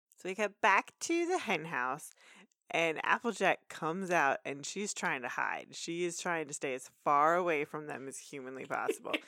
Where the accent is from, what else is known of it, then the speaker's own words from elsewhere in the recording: Texas, United States; we're from Texas.